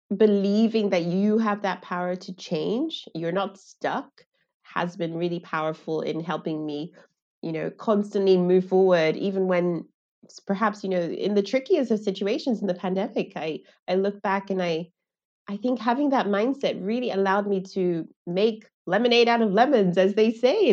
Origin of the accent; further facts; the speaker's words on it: Lagos, Nigeria; I grew up in Lagos